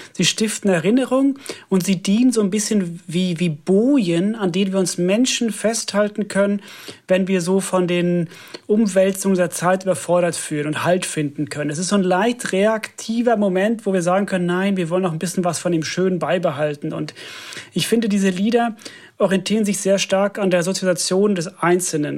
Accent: Finland; German is a second language; moved away; ich komme ja aus Finnland

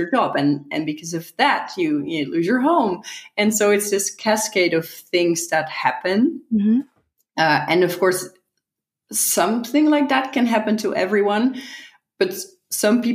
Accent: Netherlands; also born or lived in San Francisco

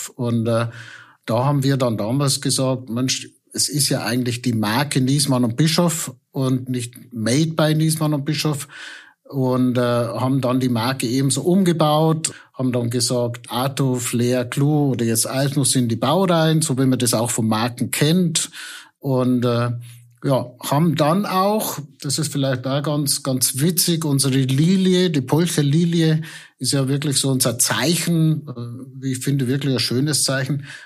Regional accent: Bad Birnbach, Bavaria, Germany; Da, wo ich herkomme, genau in Bad Birnbach

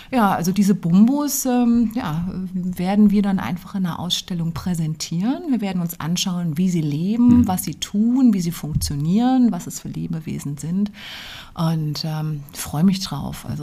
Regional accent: Idar-Oberstein, Rhineland-Palatinate, Germany; also born or lived in Vienna; ich stamme aus Ida Oberstein, Schmuck- und Edelsteinstadt.

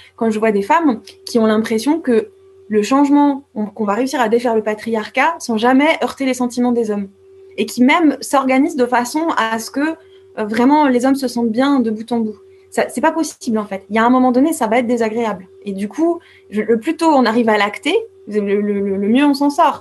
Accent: France; en tant que française

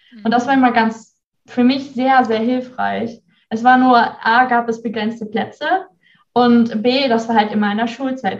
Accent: near Bielefeld, North Rhine-Westphalia, Germany; moved away as an adult; now in Bremerhaven, Germany; ich habe ja eigentlich mein ganzes Leben in äh, Nordrhein-Westfalen verbracht, in der Nähe von Bielefeld. Und ja, ich bin in so einem, ich würde mal sagen, Dörfchen aufgewachsen

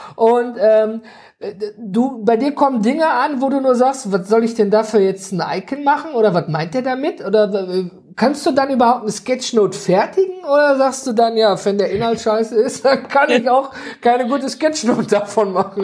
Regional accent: North Rhine-Westphalia, Germany; ich komme her äh, aus dem Nordrhein-Westfalen

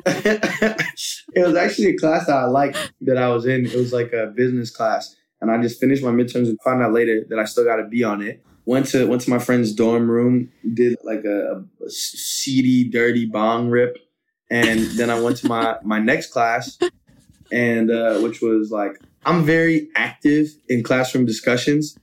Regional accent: San Francisco, California, United States; growing up in San Francisco, we got a lot of Asian culture surrounding us

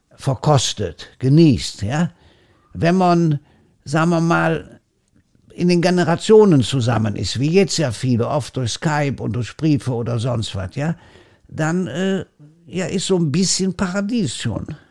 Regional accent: Germany; bei uns in Deutschland

